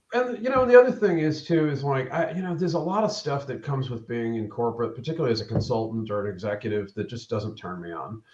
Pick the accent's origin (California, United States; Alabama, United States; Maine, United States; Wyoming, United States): Maine, United States; now in Atlanta, United States; originally I'm from Maine. Um, okay. Uh, moved to Atlanta in the early '90s.